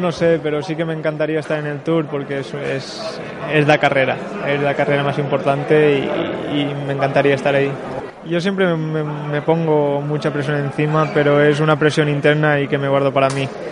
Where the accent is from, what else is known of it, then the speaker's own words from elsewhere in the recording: Mallorca, Balearic Islands, Spain; empiezo en Mallorca, que empiezo donde nací